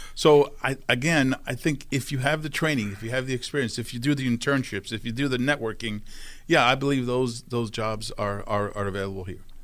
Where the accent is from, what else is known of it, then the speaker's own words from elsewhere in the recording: New York City, New York, United States; I grew up in Brooklyn, New York